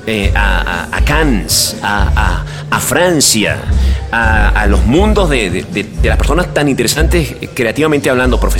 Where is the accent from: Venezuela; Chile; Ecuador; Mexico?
Venezuela; moved away as an adult; primero salí de Venezuela, eh, en, las circunstancias que, me fui del país, a mí me resultó una experiencia personal muy amarga